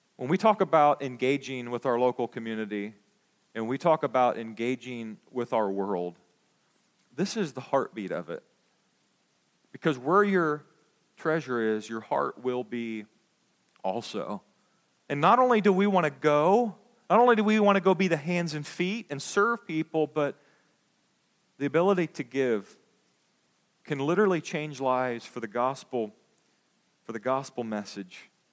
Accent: United States; we as American Christians

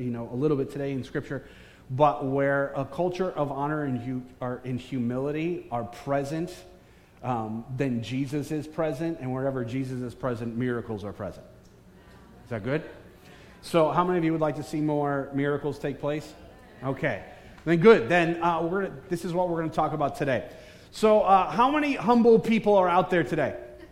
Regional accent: Bridgeport, Connecticut, United States; moved away; I am a son of Connecticut in Bridgeport. I was born in Park City Hospital.

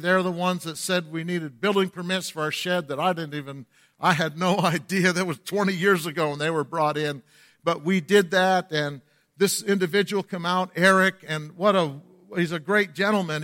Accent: the North, United States; accent: Yankee; moved away as an adult; also born or lived in Lakeland, Florida; I was from the north

